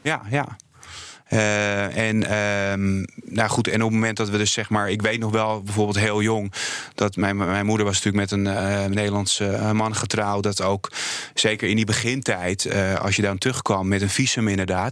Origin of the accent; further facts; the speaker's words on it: Poland; now in Netherlands; ik ben toch gewoon heel trots op mijn moederland.